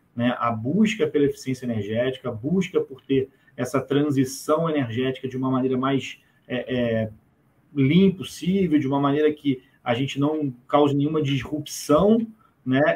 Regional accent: Brazil; a gente, como brasileiro

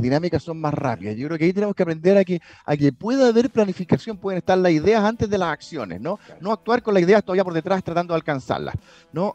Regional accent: Chile; also born or lived in London

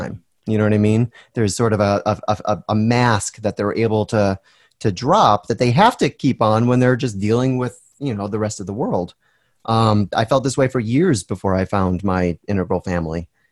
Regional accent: Northeast of America, United States; I was born in the Northeast of America as opposed to the Southeast or the Southwest

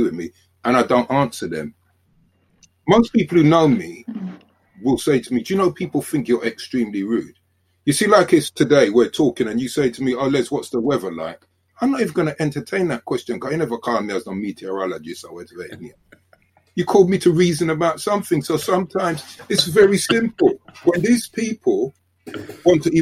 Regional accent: London, United Kingdom; I'm from South London

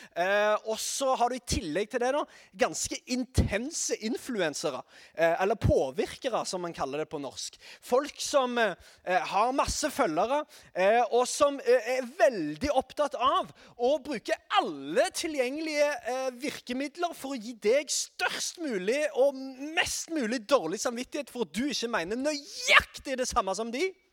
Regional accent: Sandnes, Rogaland, Norway; er fra Sandnes

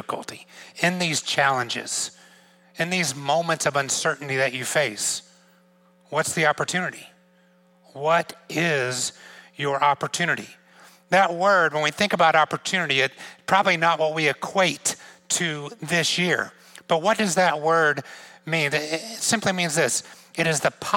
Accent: Georgia, United States; moved away as an adult; also born or lived in outside of Atlanta, Georgia; now in New York, United States; I grew up in Georgia

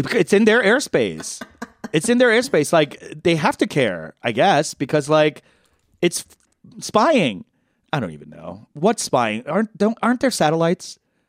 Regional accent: New York City, New York, United States; When I grew up in Flushing, Queens

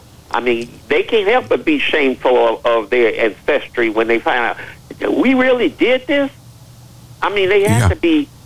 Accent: Chicago, Illinois, United States; You know, I was born and raised in Chicago.

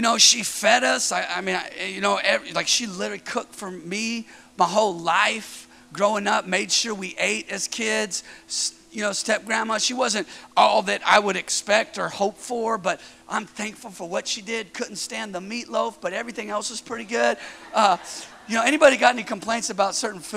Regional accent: Northern California, United States; moved away as an adult; now in Southern California, United States; I'm from Northern California. I'm here in Southern California

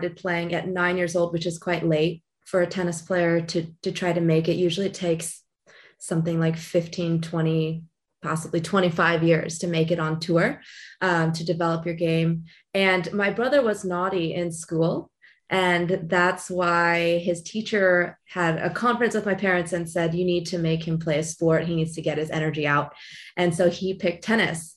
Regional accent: Long Beach, California, United States; I was born and raised in Long Beach, California

